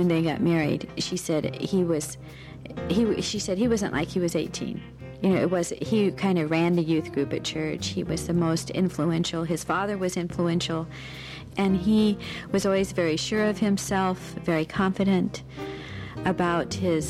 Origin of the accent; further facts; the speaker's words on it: Whittier, California, United States; now in Eugene, United States; I was born in Whittier, California